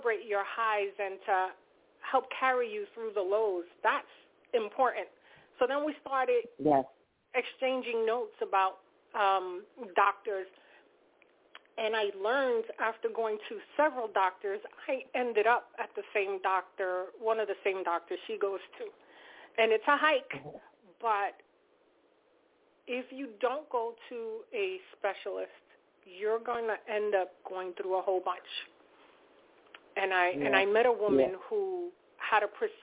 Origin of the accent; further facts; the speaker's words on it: Valley Stream, New York, United States; I am from Valley Stream.